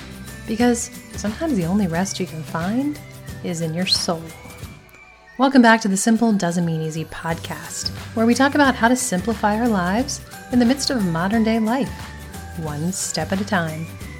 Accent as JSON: {"language": "English", "region": "Northern Delaware", "country": "United States", "tie": "born or raised there", "moved": "yes", "lives_now": "New England, United States", "said": "even though I live in New England now, I grew up in Northern Delaware"}